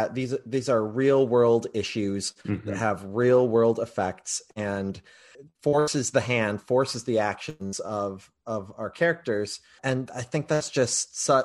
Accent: Grand Rapids, Michigan, United States; my hometown of Grand Rapids

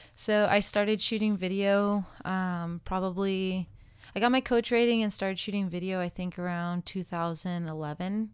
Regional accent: California, United States; I grew up in California

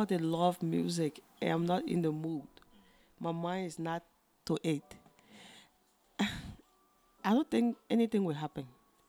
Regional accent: Liberia; now in China; I'm from Liberia. I'm in China presently, so I'm doing my master's environmental science and engineering

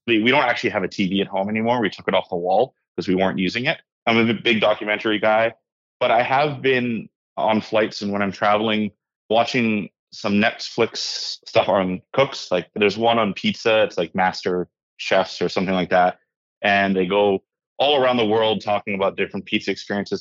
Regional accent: Hawaii, United States; moved away as an adult; also born or lived in Victoria, British Columbia; now in Canada; I was raised in Hawaii. My mom still lives there.

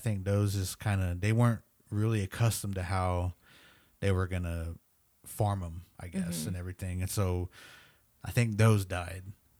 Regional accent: Nebraska, United States; now in Oklahoma, United States; and we're from Nebraska, but we tried to grow them here in Oklahoma, and man, they would just die.

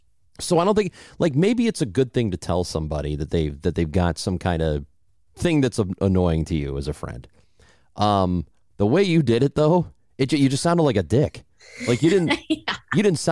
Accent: Illinois, United States; accent: Midwestern; So I grew up in Southern Illinois, and I like my perception of me and everybody I grew up with, for the most part, was like just typical Midwestern accent.

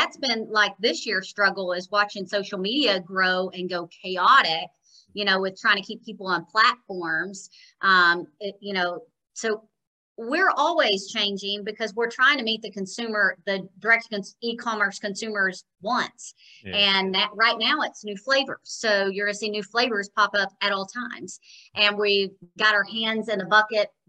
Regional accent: Jonesboro, United States; born or raised there; moved away as an adult; also born or lived in Nashville, Tennessee

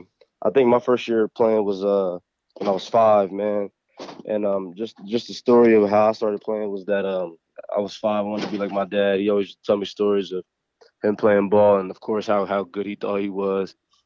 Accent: Harrisburg, Pennsylvania, United States; we're both from Harrisburg, Pennsylvania.

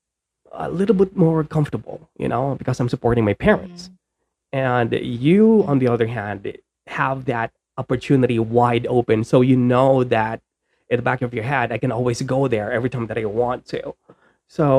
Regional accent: Bisaya, Visayas, Philippines; Yung Tagalog ko is hindi masyadong magaling because I'm Bisaya

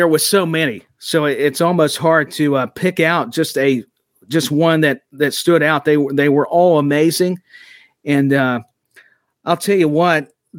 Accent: Tennessee, United States; I'm from Tennessee.

